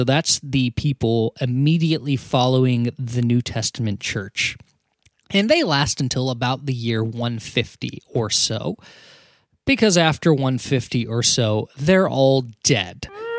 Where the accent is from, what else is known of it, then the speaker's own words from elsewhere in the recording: United States; I'm not sorry. Because I'm American.